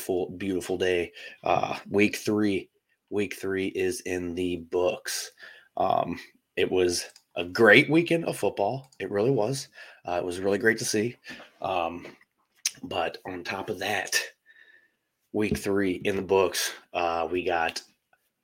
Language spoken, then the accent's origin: English; St. Louis, Missouri, United States; I'm from St. Louis